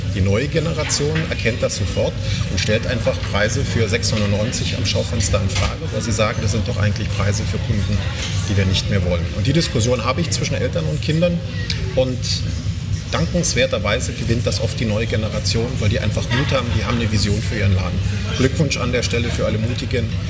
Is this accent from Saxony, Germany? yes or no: yes; Weißwasser, Saxony, Germany; ich komme aus Weißwasser. Das ist eine ganz berühmte Stadt.